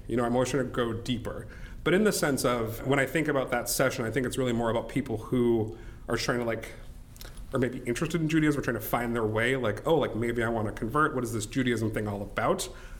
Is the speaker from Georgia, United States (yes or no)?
no; Nebraska, United States; also born or lived in Florida / United Kingdom; I was born in Florida. We lived in the UK for several years. And then after the UK, we came to Nebraska, which is where both of my parents still live.